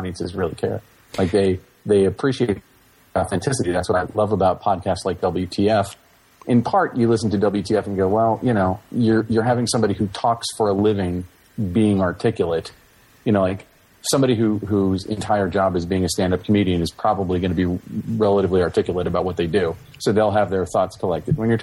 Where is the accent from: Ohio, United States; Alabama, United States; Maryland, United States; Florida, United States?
Florida, United States; Orlando; I'm from Orlando, Florida